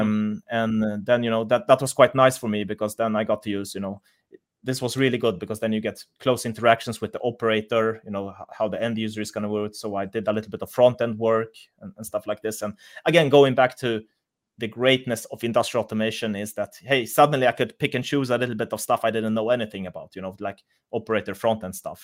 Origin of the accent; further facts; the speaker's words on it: Sweden; moved away as an adult; now in Munich, Germany; I'm from Sweden, but I, I moved here for a job